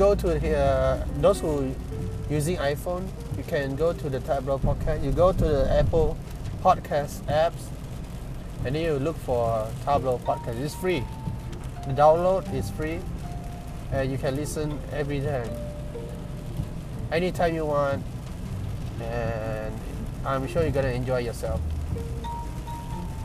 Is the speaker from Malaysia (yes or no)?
yes; Malaysia; I'm from Malaysia